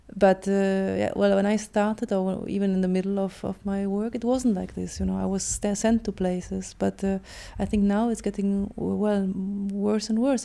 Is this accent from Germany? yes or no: yes; Germany; English is a second language; moved away; also born or lived in Poland; I'm actually Polish, but I was brought up in Germany